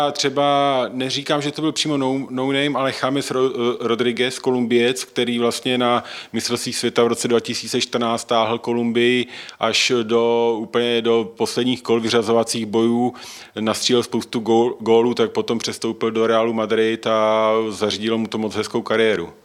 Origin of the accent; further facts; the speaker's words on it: Czechia; jako Češi